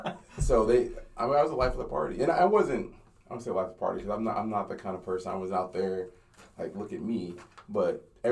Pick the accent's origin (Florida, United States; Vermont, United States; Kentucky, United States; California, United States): California, United States; Simi Valley; also born or lived in Inglewood, California; And my sister and my parents moved to Simi Valley, went from L.A. to Simi Valley. Simi Valley sounds like what it really is. It's, it's not very diverse. So that's where I spent most of my life was in Simi Valley.